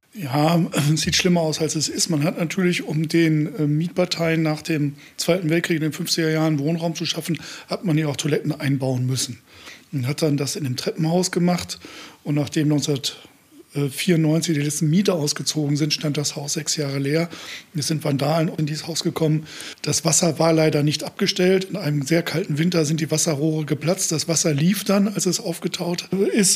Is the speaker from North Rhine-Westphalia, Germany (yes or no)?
no; Osnabrück, Lower Saxony, Germany; moved away; also born or lived in Münster; ich komme aus Osnabrück.